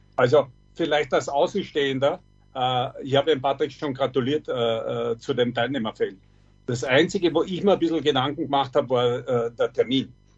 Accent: Austria; bei uns in Österreich

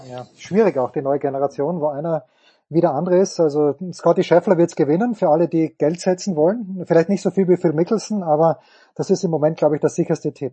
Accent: Austria; Ich bin selber Österreicher

